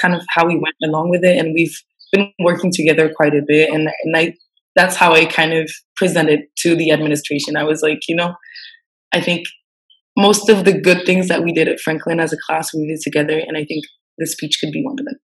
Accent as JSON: {"language": "English", "country": "Switzerland", "tie": "born or raised there", "moved": "as an adult", "lives_now": "Senegal", "said": "I'm Swiss and I grew up in Switzerland"}